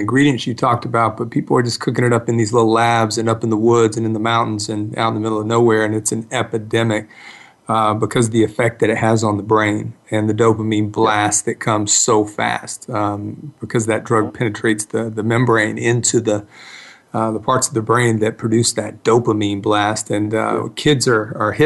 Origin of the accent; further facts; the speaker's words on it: East Cobb, Georgia, United States; I grew up in East Cobb